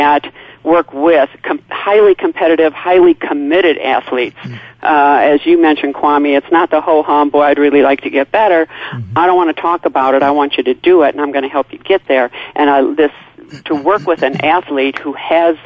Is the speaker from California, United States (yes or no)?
no; a little town outside of Chicago, Illinois, United States; born and raised in Chicago, a little town outside of Chicago